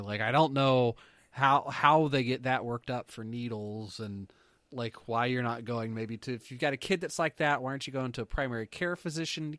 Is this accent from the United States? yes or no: no; Canada; we're Canadian